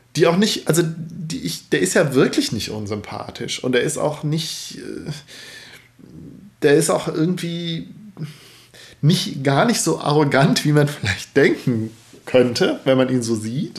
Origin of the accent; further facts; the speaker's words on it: Cologne, North Rhine-Westphalia, Germany; ich bin ja ein Kölner